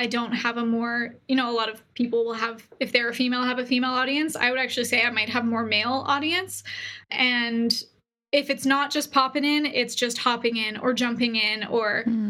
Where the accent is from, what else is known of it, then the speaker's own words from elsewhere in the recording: Canada; now in Boise, United States; I moved from Canada to Boise, Idaho, and there's a great entrepreneur community here